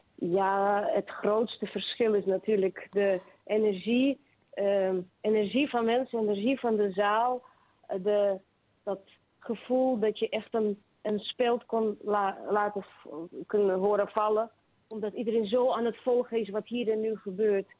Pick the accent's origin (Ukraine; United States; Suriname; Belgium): Ukraine; Kharkiv, Kharkiv Oblast; moved away as an adult; now in Netherlands; Ik ben geboren in Kharkiv, dat is Oost-Oekraïne